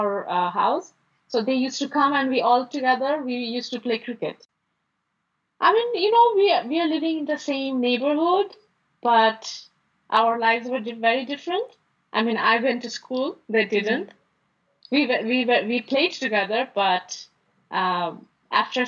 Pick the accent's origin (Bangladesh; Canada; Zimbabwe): Bangladesh; Dhaka, Dhaka Division; I was born in Dhaka and I grew up here as well.